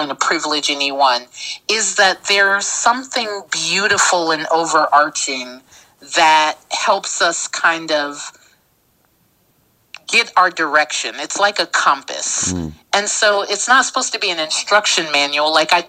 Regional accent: Texas, United States; Like, I came from Texas. I'm a Texas acorn.

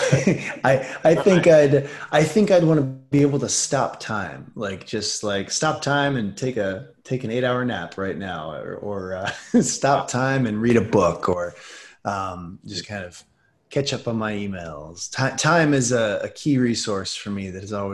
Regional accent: Chicago, Illinois, United States; now in Los Angeles, United States; I grew up in Chicago, so my hot dog opinions have followed me.

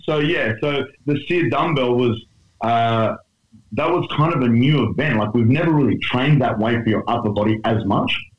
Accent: Australia; otherwise known as the Australian Strength Coach

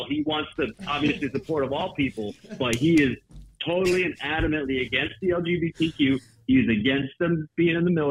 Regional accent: Bosnia & Herzegovina; moved away as an adult; now in Massachusetts, United States; I'm a veteran from Bosnia myself. I was in the war. I was actually born and raised, and I came to the States when I was about 22, 23

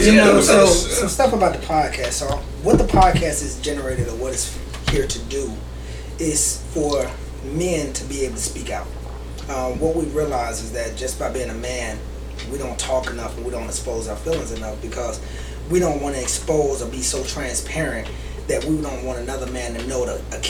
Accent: Sumter, South Carolina, United States; now in Greenville, United States; I am actually originally from Spumber, South Carolina

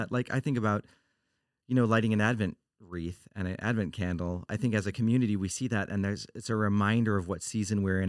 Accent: Oregon, United States; I'm from Oregon

